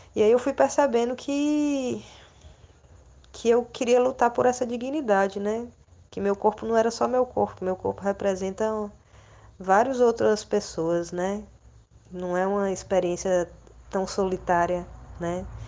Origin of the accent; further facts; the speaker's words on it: Fortaleza, Ceará, Brazil; moved away as an adult; now in Recife, Brazil; eu sou natural de Fortaleza, do Ceará.